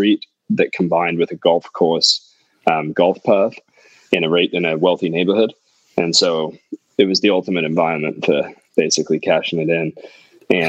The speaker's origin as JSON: {"language": "English", "region": "California", "country": "United States", "tie": "born or raised there", "also_born_or_lived": "England", "lives_now": "Santa Monica, United States", "said": "I grew up in California and in England."}